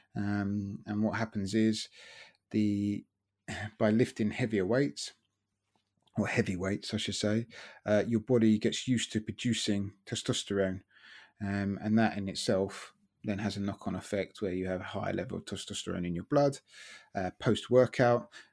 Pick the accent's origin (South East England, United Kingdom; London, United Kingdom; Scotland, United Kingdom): South East England, United Kingdom; Brighton; moved away as an adult; brought up in Brighton, lived there.